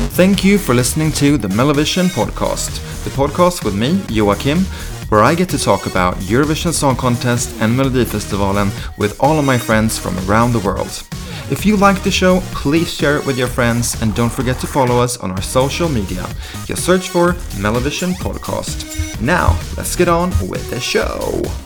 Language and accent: English; Sweden; we are from Sweden